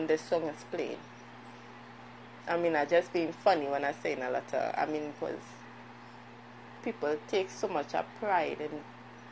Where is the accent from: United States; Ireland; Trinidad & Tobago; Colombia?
Trinidad & Tobago; moved away; I'm from Trinidad. I'm a Trinbegonian.